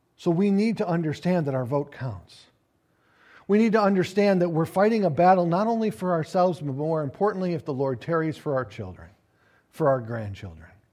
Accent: United States; we as the American people

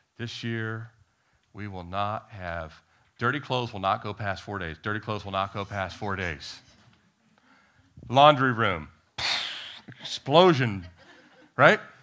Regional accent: D.C., the Beltway area, Maryland, United States; moved away as an adult; also born or lived in Annapolis, Maryland / Miami, Florida; So I had grown up, uh, outside of Washington, D C, and, uh, you know, the Beltway area, but I was, we, I was born in Annapolis, Maryland

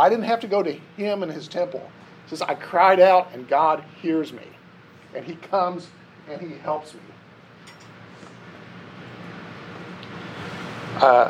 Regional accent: Ohio and Indiana, Midwest, United States; I grew up in Ohio and Indiana where it's really flat

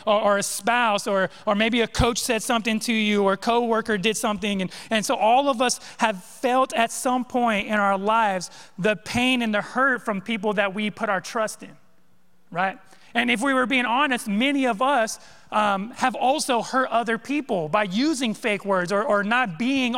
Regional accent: California, United States; moved away; I grew up in California, all right? West Coast boy

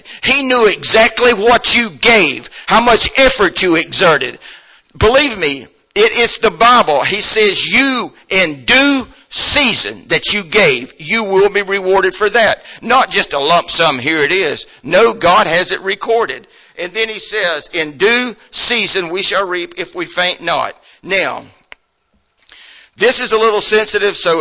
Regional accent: United States; I'm an American

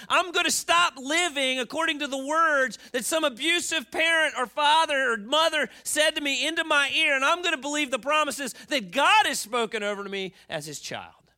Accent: Baltimore, Maryland, United States; moved away; I grew up in Baltimore

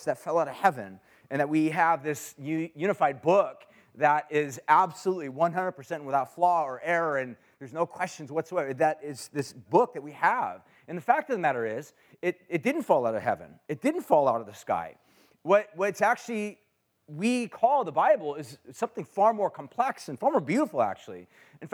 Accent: Huntington Beach, California, United States; I grew up in Orange County in Huntington Beach area

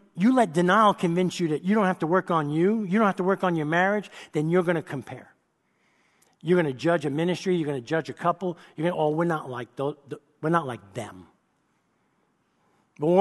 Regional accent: New York City, New York, United States; I grew up in New York City

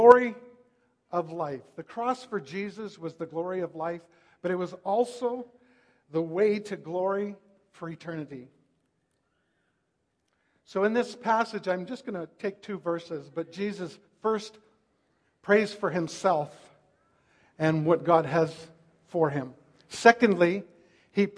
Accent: Langley, British Columbia, Canada; also born or lived in White Rock / Vancouver; I was raised in Langley, went to Langley Central Elementary School

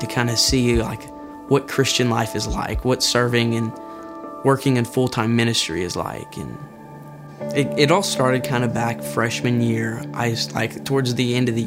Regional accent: Maryville, Tennessee, United States; I was born in Maryville, and I've kind of been raised up here all my life

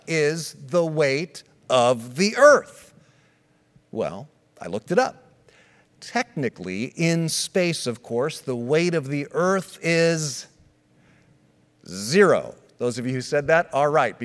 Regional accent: United States; I was born in the States, but was born as a citizen of Switzerland because my parents were Swiss

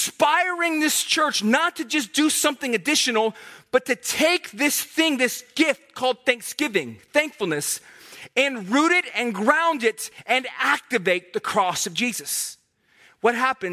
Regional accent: Herndon, Virginia, United States; moved away; I'm from Herndon

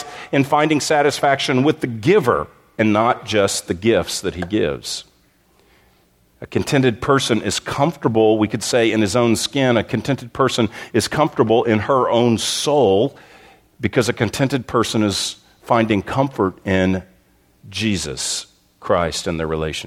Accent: Texas, United States; moved away as an adult; also born or lived in Southern California; My wife and I, we grew up in Texas, but we spent almost two decades in Southern California

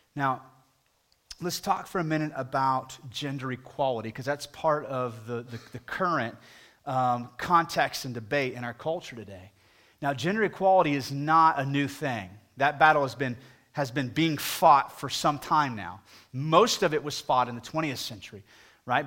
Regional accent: United States; as an American

